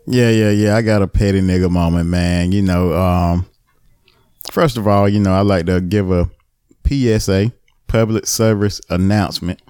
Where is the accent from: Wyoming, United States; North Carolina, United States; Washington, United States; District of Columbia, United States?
North Carolina, United States; the town next to Albemarle; my hometown. Well, not my hometown, the next town over, Albemarle